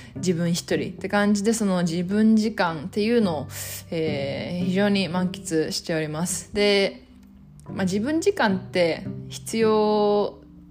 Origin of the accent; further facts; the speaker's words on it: Japan; 私はまあ日本で生まれ育って。で、まあ、日本人